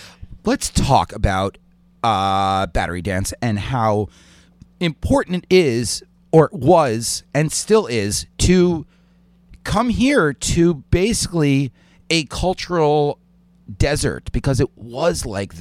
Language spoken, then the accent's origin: English; New York City, New York, United States; This is my hometown.